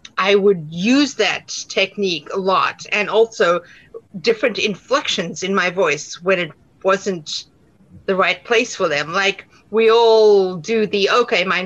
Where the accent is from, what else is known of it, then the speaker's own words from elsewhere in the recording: South Africa; accent: South African; moved away as an adult; now in United States; I will never fully lose my South African accent